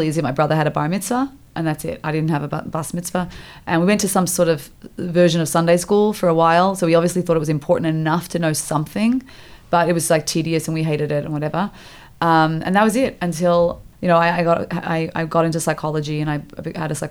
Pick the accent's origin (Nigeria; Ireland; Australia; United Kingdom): Australia; born or raised there; also born or lived in Montreal, Canada